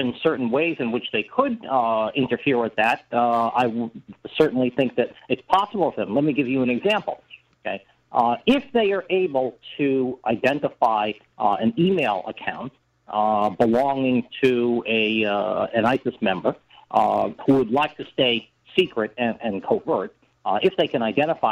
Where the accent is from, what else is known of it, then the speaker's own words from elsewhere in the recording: United States; I'm an American